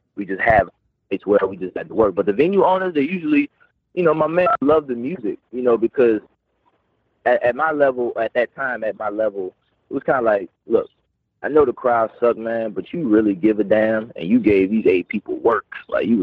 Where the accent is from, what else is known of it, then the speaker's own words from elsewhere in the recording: New Orleans, Louisiana, United States; I'm from New Orleans